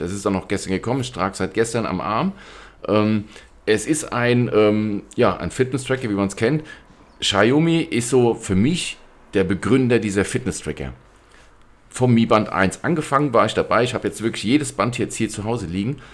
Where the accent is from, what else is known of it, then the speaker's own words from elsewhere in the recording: Germany; Bei uns in Deutschland